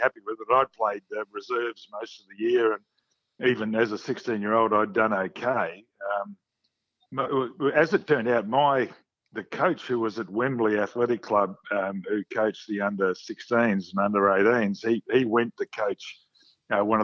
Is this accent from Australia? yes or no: yes; Perth, Western Australia, Australia; moved away as an adult; also born or lived in Melbourne; we're from Perth. We've just turned up to Melbourne